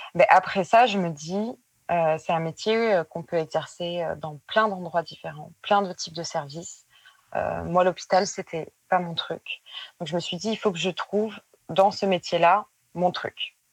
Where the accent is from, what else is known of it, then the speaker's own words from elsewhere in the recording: Périgueux, Nouvelle-Aquitaine, France; moved away as an adult; now in Bordeaux, France; je viens de Périgueux et j'habite à Bordeaux depuis 7-8 euh, ans